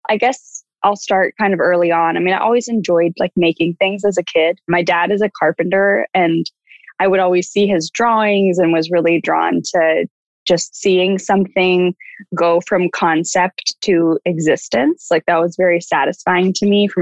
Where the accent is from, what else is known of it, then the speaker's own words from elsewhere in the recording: Dallas, Texas, United States; moved away as an adult; also born or lived in Austin, Texas / Houston, Texas / Los Angeles, California; I grew up in Dallas